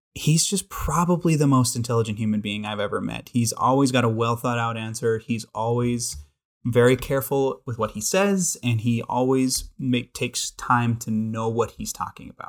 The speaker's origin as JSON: {"language": "English", "town": "Billings", "region": "Montana", "country": "United States", "tie": "born or raised there", "said": "born and raised in Billings, Montana"}